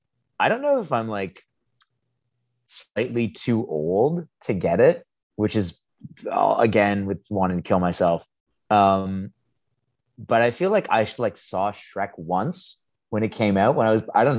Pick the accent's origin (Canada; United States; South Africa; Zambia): Canada; As a Canadian